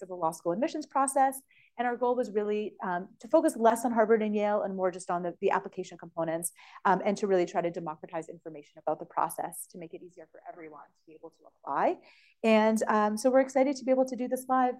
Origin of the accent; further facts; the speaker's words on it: Canada; moved away as an adult; now in United States; I'm Canadian. Now I'm both, but I was Canadian.